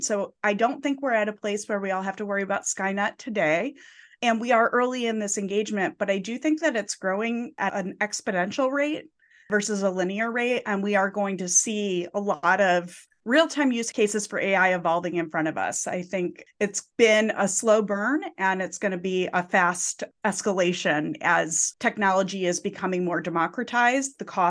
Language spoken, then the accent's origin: English; Midwest, United States; So Josh, we were talking before we were recording before that we're both come from the Midwest.